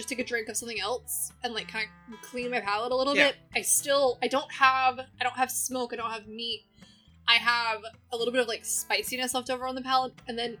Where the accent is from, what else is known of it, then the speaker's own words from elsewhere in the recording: Florida, United States; I'm from Florida and my family belongs to the orange groves.